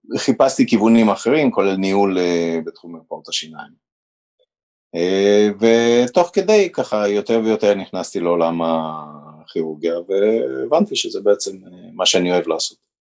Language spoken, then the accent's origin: Hebrew; Haifa, Haifa District, Israel; also born or lived in Romania; וגדלתי בחיפה